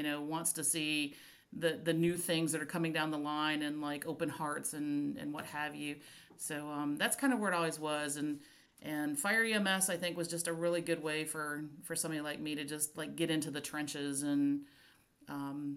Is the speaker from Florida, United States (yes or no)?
yes; Florida, United States; I grew up in Florida